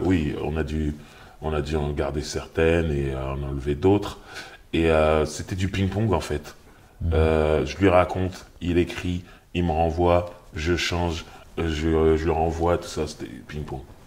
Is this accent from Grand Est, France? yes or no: no; Sarcelles, Île-de-France, France; je viens de Sarcelles, mhm. donc en banlieue parisienne.